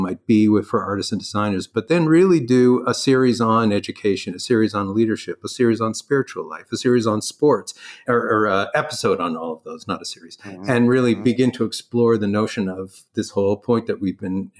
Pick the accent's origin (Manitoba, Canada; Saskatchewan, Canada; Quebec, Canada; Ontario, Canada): Ontario, Canada; Toronto; accent: Canadian; moved away as an adult; also born or lived in Stanford; I'm Canadian. Grew up in Toronto.